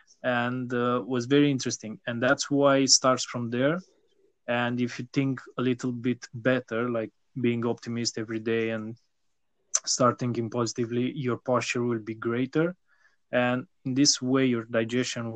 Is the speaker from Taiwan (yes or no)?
no; Romania; also born or lived in Bucharest; I am from Romania